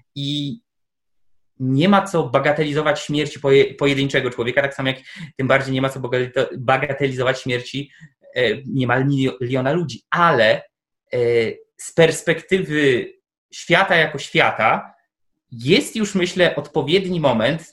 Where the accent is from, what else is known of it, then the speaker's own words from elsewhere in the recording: Tomaszów, Poland; z mojego rodzinnego miasta, czyli z Tomaszowa